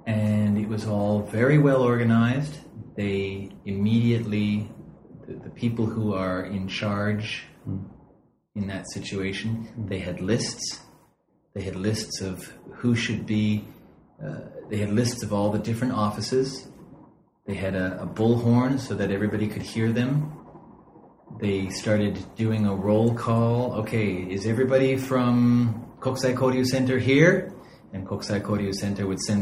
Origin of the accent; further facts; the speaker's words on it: west coast of the United States, United States; moved away as an adult; now in Japan; I'm from the west coast of the United States.